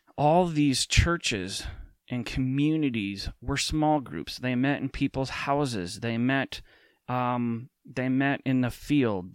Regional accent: Minnesota, United States; an American, um, specifically in the Twin Cities here in Minnesota

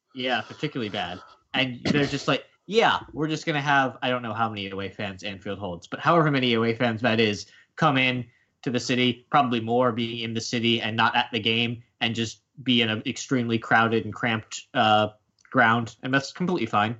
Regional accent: United States; as an American

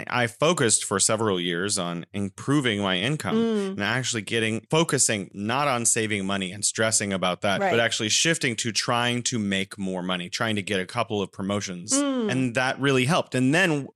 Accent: California, United States; now in Wuhan, China

